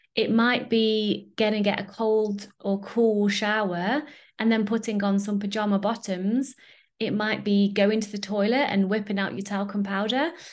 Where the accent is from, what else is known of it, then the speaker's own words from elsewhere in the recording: United Kingdom; I'm British